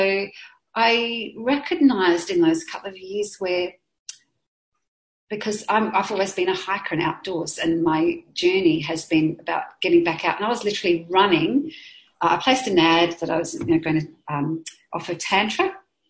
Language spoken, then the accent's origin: English; Adelaide, South Australia, Australia; growing up in Adelaide